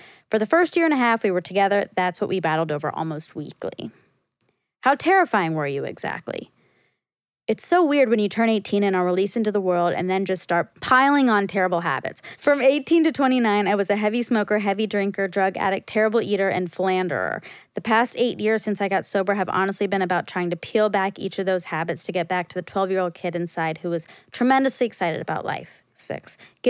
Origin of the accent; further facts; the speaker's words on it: Detroit, Michigan, United States; I'm from Detroit, and my life has been driving cars.